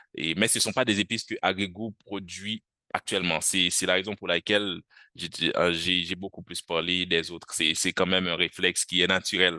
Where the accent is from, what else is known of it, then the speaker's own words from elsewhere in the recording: Haiti; moved away as an adult; now in France; Je suis haïtien et j'étudie actuellement en France